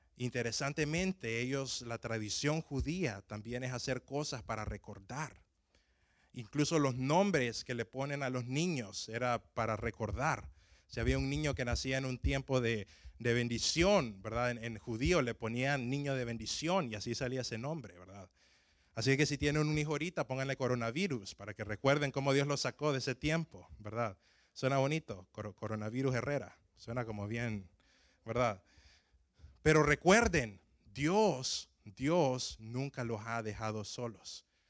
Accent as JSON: {"language": "Spanish", "town": "Tegucigalpa", "region": "Francisco Morazán", "country": "Honduras", "tie": "born or raised there", "moved": "yes", "said": "cuando yo iba empezando a manejar en mi ciudad natal, me acuerdo de que la, edad para poder manejar donde, eh, donde yo nací en Tegucigalpa es de 18 años"}